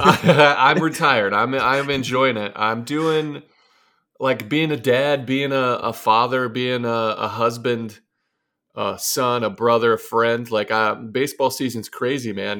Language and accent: English; Arcadia, Ohio, United States; moved away as an adult; also born or lived in Dayton, Ohio / New York; I'm from Arcadia, Ohio, Northwest Ohio